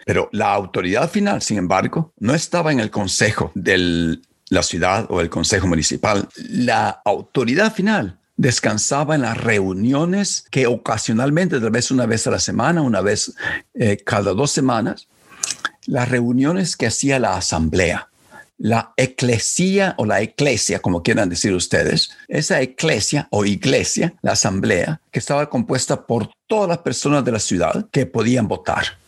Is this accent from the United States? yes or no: no; Chalchuapa, Santa Ana, El Salvador; cuando yo estaba creciendo en, mi pueblo Chalchuapa